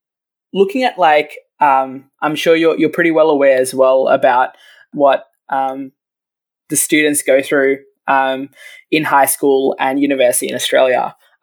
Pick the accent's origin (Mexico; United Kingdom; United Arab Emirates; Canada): United Arab Emirates; Abu Dhabi; Because I grew up in Abu Dhabi, so I was learning Arabic as well naturally at the schools.